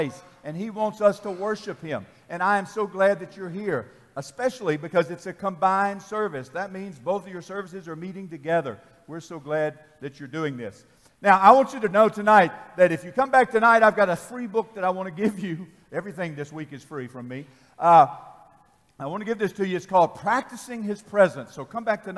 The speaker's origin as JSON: {"language": "English", "region": "Tennessee", "country": "United States", "said": "I'm from Tennessee"}